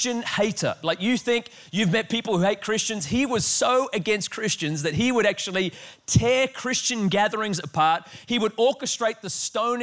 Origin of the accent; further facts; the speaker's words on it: Australia; I am Australian